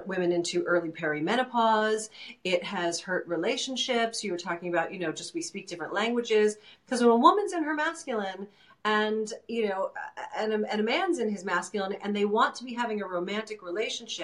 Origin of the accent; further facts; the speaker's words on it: New York City, New York, United States; moved away; originally I'm from New York City